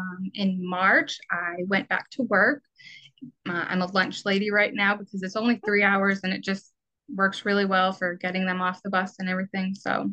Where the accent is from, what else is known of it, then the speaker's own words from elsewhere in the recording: Vermont, United States; now in Massachusetts, United States; I'm originally from Vermont.